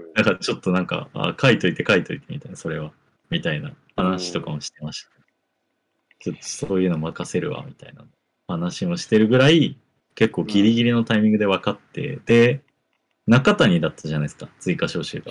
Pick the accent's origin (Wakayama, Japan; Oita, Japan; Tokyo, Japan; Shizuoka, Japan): Oita, Japan; 地元大分